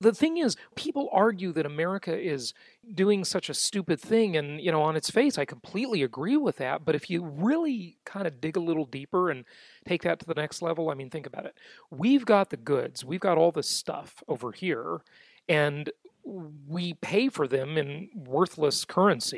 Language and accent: English; California, United States; moved away as an adult; the state of California, my home state that I left last year